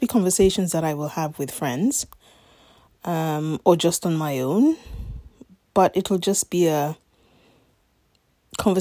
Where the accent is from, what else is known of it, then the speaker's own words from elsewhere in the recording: Nigeria; moved away as an adult; now in London, United Kingdom; I was born in Nigeria in 1972. Stayed there for the first 18 years of my life